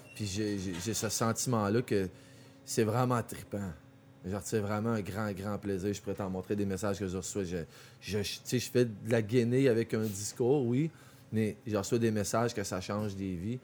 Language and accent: French; Quebec, Canada; puis les Québécois, on est vraiment spécial.